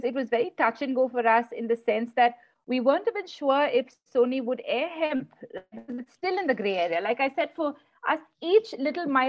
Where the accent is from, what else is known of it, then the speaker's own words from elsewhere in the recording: South India, India; we don't speak Hindi, since we're from the South